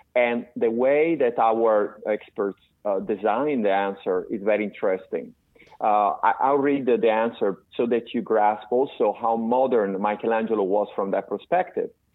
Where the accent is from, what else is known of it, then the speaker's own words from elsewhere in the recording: Florence, Tuscany, Italy; moved away as an adult; now in United States; I was born in Florence and I I was born in 1968. At the age of 21 years old, I came to the United States